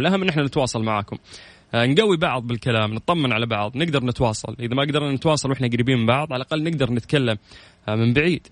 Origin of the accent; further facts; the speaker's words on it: Saudi Arabia; عندنا في المملكة العربية السعودية